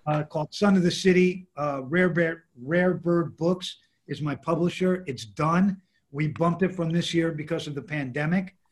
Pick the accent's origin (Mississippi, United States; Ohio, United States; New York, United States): New York, United States; New York City; I grew up in the Lower East Side